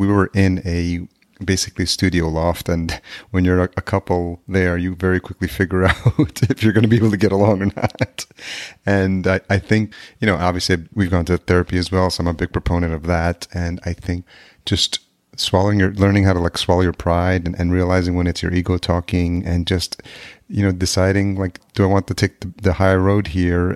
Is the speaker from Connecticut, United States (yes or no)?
no; outside New York City, United States; also born or lived in El Salvador; I grew up just outside New York City